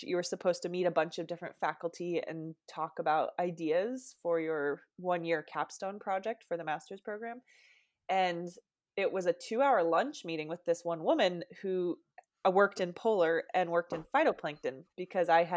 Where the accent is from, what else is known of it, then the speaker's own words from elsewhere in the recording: Seattle, Washington, United States; now in San Diego, United States; I'm originally from Seattle, Washington, a much colder climate.